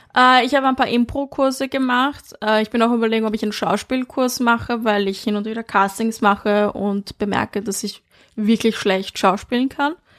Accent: Vienna, Austria; now in Berlin, Germany; ich bin in Wien aufgewachsen im 22.

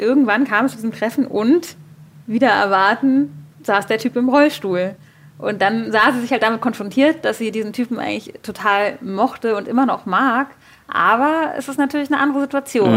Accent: Berlin, Germany; Ich bin in Berlin geboren

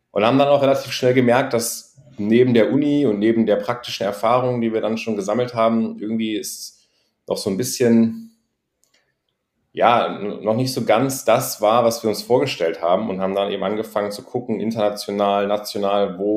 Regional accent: Göttingen, Lower Saxony, Germany; moved away as an adult; now in Berlin, Germany; ich bin äh, mittlerweile 29 äh, Jahre alt, komme aus Göttingen, kleine Stadt in Niedersachsen und bin vor circa, nee, sogar ziemlich genau vor zehn Jahren ähm, nach Berlin gezogen

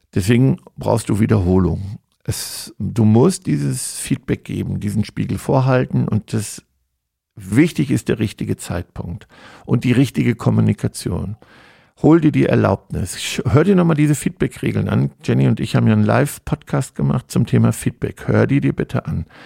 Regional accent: Germany; als Deutscher

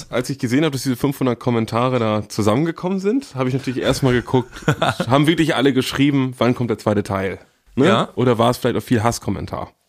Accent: Northern Germany, Germany; als Norddeutscher

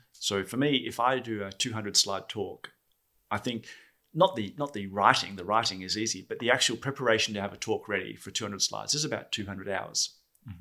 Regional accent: Perth, Western Australia, Australia; I was born in Perth, Australia, and work at Oracle in Perth, Australia

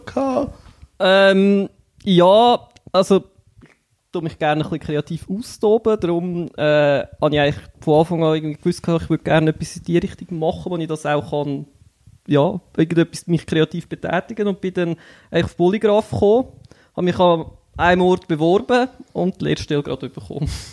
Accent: Einsiedeln, Schwyz, Switzerland; komme aus Einsiedeln

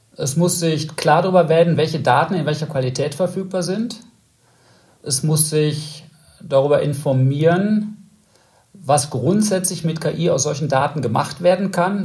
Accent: North Rhine-Westphalia, Germany; für mich als Westfale

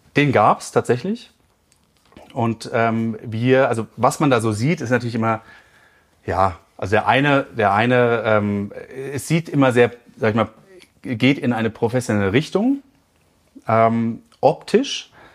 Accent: Frankfurt, Hesse, Germany; now in Chiemgau, Germany; ich komme aus Frankfurt ursprünglich

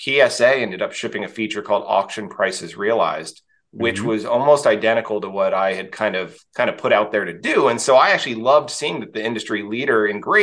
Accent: Texas, United States; I grew up in Texas in the US

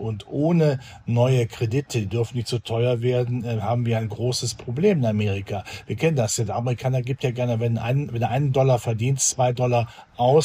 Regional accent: Germany; bei uns in Deutschland

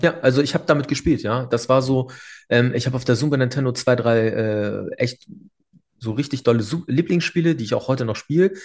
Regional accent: Hamburg, Germany; also born or lived in Bavaria; bin ich damals aufgewachsen in der Eimsbüttel

